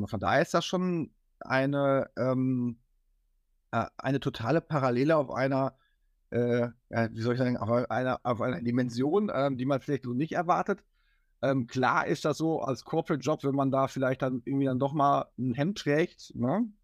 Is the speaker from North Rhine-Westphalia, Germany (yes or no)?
yes; Hattingen, North Rhine-Westphalia, Germany; also tatsächlich ist Hattingen so die Hometown. Also ah, ähm, äh, das ist so, wo wir herkommen, wo wir aufgewachsen bin, sind